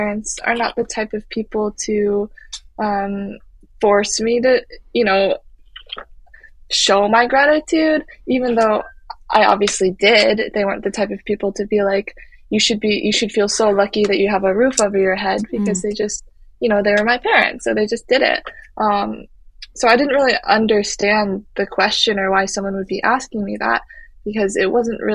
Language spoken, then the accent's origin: English; Midwest, United States; moved away as an adult; also born or lived in Hunan, China; now in New York City, United States; I grew up in a small town in the Midwest